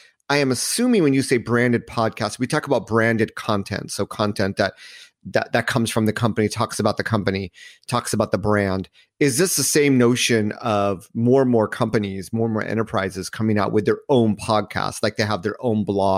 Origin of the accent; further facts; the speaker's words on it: Hermosa Beach, California, United States; So I grew up in Southern California at a donut shop in Hermosa Beach, California.